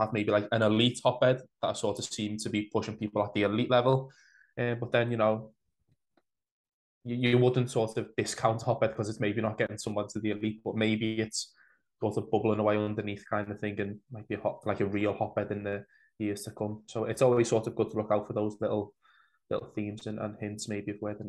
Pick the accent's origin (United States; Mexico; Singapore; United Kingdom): United Kingdom; Huyton, North West England; growing up in Highton and being from Highton